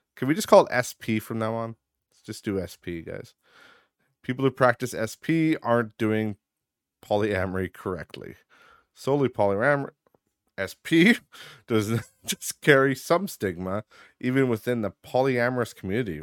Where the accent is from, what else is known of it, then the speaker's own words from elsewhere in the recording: Midwest, United States; I grew up in the Midwest. I still reside in the Midwest, as you all know.